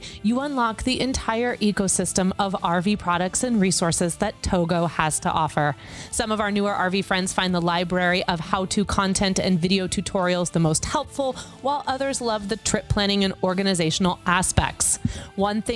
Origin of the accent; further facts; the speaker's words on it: Kansas City, United States; moved away; my hometown